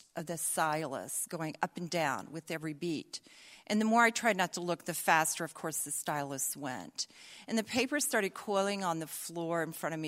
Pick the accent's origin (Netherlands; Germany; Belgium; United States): United States; the South; accent: Southern; also born or lived in Atlanta, Georgia; I'll not lapse into my Southern accent, but I might.